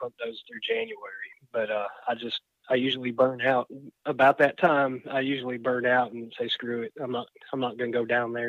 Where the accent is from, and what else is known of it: Tennessee, United States